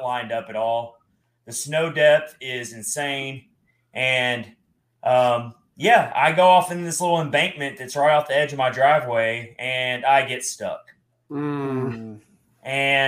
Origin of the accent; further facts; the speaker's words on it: Nashville, Tennessee, United States; also born or lived in Philadelphia; as a Nashville native